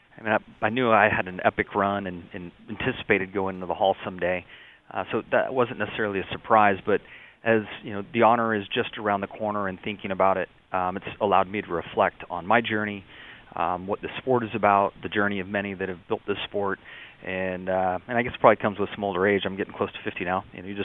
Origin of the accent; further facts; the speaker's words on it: San Diego, California, United States; I had very humble beginnings growing up in the San Diego area